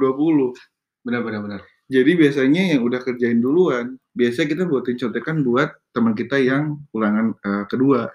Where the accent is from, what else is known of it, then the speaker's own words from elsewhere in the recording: Indonesia; kita orang Indo